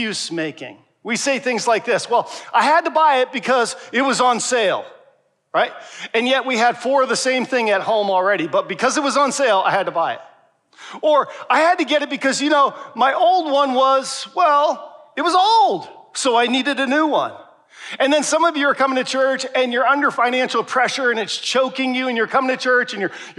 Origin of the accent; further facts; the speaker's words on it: Pennsylvania, United States; moved away; Pennsylvania's my home state